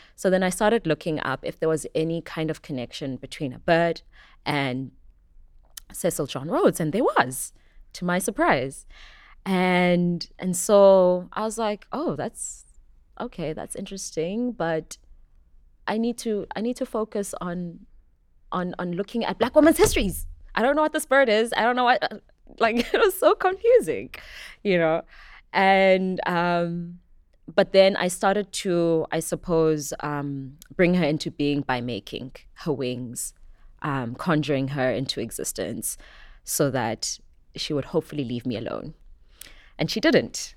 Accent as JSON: {"language": "English", "town": "Johannesburg", "region": "Gauteng", "country": "South Africa", "tie": "born or raised there", "also_born_or_lived": "KwaZulu-Natal", "moved": "as an adult", "lives_now": "Cape Town, South Africa", "said": "Born in KwaZulu Natal, brought up in Johannesburg, and have currently made Cape Town my home"}